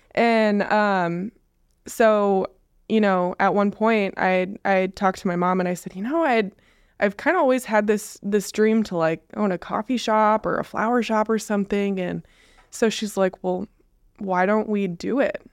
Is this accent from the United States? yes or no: yes; West Coast, United States; now in Onalaska, United States; we're from the West Coast.